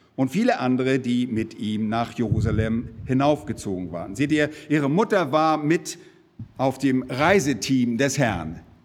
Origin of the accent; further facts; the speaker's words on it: Germany; bei uns in Deutschland